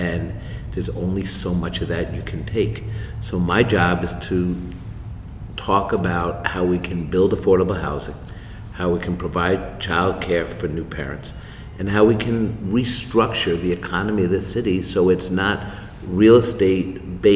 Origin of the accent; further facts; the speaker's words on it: New York City, New York, United States; I'm a born and raised New Yorker. I went to public school here. I grew up in Washington Heights